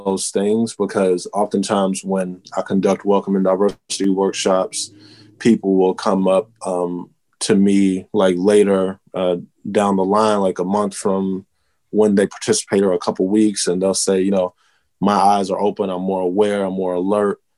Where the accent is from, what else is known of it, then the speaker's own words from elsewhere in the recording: Texas, United States; I'm originally from Texas